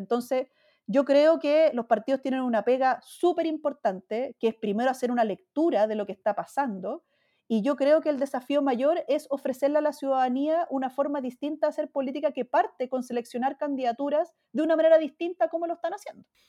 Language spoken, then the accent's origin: Spanish; Chile